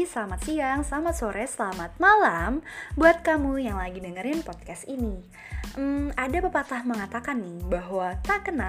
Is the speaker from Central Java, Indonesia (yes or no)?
no; Bekasi, West Java, Indonesia; Hmm, asal aku dari Bekasi